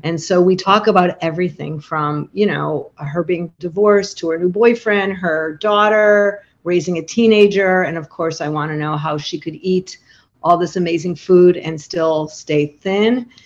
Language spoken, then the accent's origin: English; Chicago, Illinois, United States; now in Montclair, New Jersey, United States; I'm from Chicago